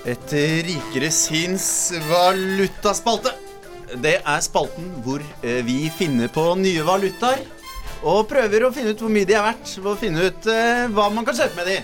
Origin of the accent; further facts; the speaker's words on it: Bærum, Akershus, Norway; Jeg er fra en ganske landlig del av Bærum